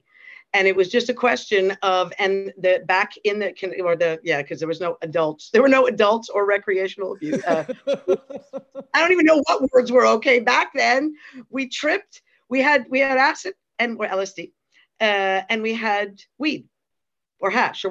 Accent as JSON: {"language": "English", "country": "Canada", "tie": "born or raised there", "also_born_or_lived": "Europe", "moved": "as an adult", "said": "growing up in Canada"}